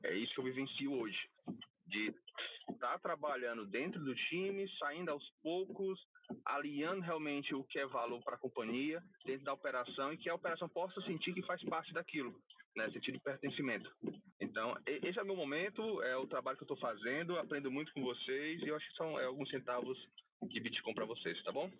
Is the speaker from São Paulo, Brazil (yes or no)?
no; Ceará, Brazil; Sou cearense. Moro aqui em Fortaleza.